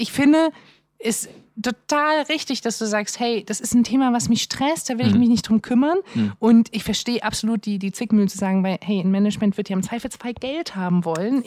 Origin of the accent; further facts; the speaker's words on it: the East, eastern Germany, Germany; ich komme auch aus dem Osten